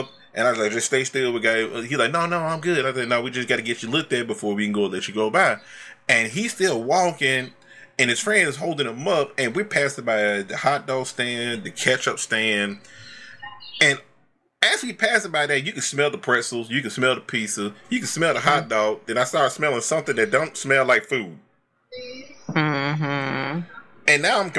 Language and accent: English; Alabama, United States; I'm from Bama